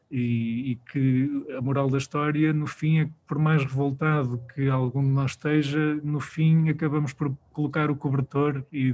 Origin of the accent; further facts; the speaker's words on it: Viseu, Portugal; Nós somos de Viseu, trabalhamos com muita gente de Viseu